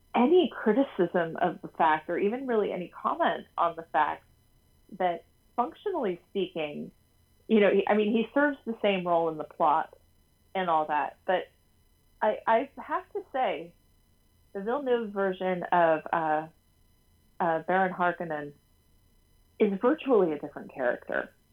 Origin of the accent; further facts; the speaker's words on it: United States; accent: broad, almost broadcastery American; I say this as an American, obviously, with like a very broad, almost broadcastery American accent myself